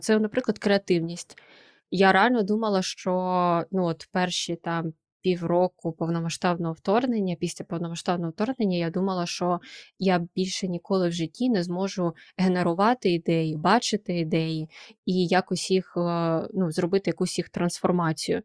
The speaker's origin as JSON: {"language": "Ukrainian", "town": "Kharkiv", "region": "Kharkiv Oblast", "country": "Ukraine", "moved": "as an adult", "lives_now": "Lisbon, Portugal", "said": "Я харків'янка"}